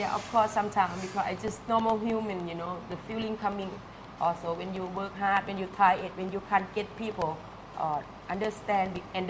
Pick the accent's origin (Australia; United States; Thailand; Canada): Thailand; Khon Kaen; English is a second language; moved away as an adult; now in Pattaya, Thailand; Konkan. North Isan